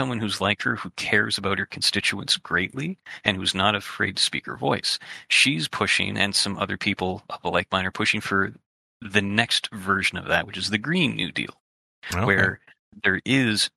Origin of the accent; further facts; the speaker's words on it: Canada; as a Canadian